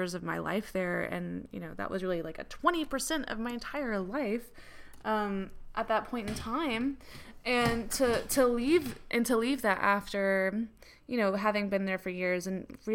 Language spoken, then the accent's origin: English; Atlanta, Georgia, United States; moved away as an adult; also born or lived in England; I grew up in Atlanta and moved to England when I was 20